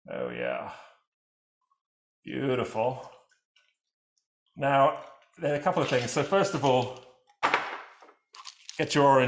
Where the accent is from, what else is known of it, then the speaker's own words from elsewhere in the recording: England, United Kingdom; I'm from England